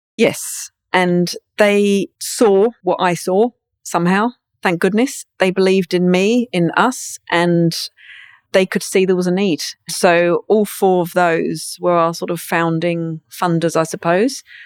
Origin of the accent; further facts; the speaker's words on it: Brighton, South East England, United Kingdom; moved away; There's some in Brighton where I'm from.